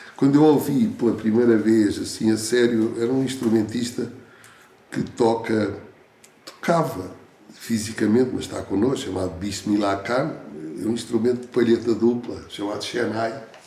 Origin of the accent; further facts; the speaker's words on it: Portugal; Eu não nasci na Índia, não é? Posso ter um, certo espírito que me identifique, mas nasci aqui, em Portugal